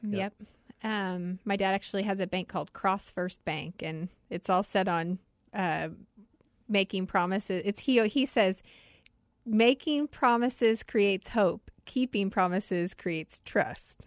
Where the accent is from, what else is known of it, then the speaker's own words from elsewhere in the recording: Wichita, Kansas, United States; also born or lived in Washington, D.C.; now in Arizona, United States; I am originally from Wichita, Kansas. My whole family's in Overland Park, Kansas now, but I am a Kansas girl.